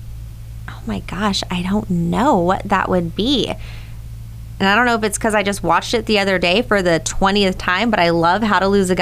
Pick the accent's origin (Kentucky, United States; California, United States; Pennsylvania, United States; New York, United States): California, United States; Hollister; I'm from Hollister